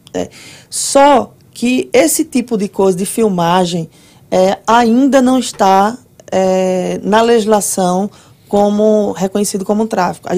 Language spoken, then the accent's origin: Portuguese; Recife, Pernambuco, Brazil; moved away as an adult; now in Orlando, United States; eu sou de Recife, né? Alguém já deve ter percebido meu sotaque é aí.